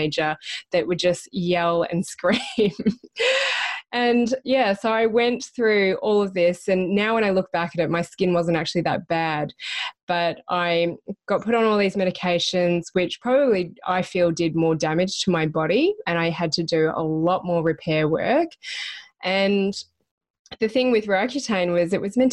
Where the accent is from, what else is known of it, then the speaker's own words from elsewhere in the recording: Melbourne, Victoria, Australia; moved away as an adult; also born or lived in Brisbane, Australia; I'm originally from Melbourne.